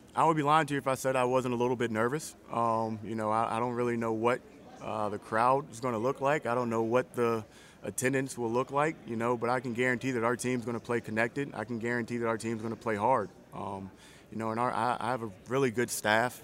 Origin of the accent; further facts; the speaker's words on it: small town outside Richmond, Virginia, United States; moved away; I'm from a small town just outside of Richmond